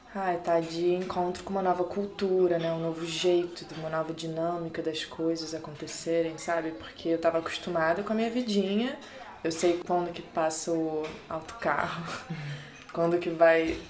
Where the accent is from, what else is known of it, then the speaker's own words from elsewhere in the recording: Rio de Janeiro, Brazil; moved away as an adult; now in Porto, Portugal; eu sou do Rio de Janeiro, Brasil